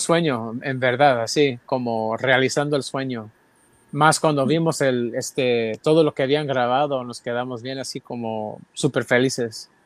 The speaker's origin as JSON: {"language": "Spanish", "town": "San Jose", "region": "California", "country": "United States", "said": "San José, de donde soy yo"}